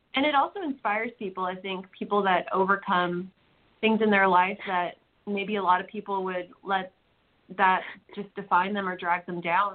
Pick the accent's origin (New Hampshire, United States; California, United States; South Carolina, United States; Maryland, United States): California, United States; now in Nashville, United States; I'm from the West Coast